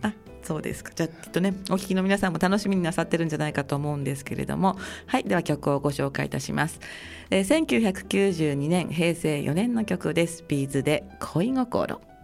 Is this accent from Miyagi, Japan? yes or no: yes; Sendai, Miyagi, Japan; 愛宕中の出身